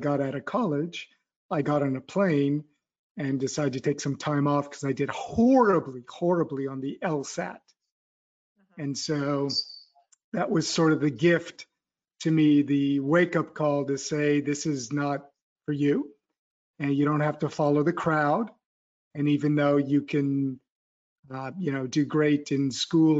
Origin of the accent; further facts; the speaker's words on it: California, United States; moved away as an adult; now in Paris, France; I grew up in California